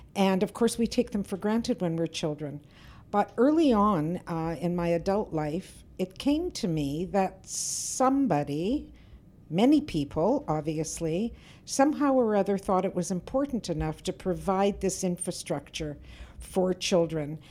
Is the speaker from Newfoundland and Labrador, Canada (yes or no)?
no; Winnipeg, Manitoba, Canada; I grew up in Winnipeg's North End